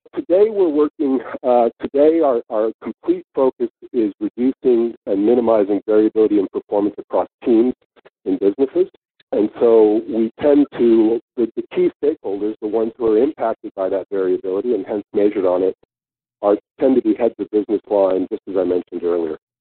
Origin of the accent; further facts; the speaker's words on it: Northern California, United States; moved away as an adult; now in Sydney, Australia; I grew up in in Northern Cal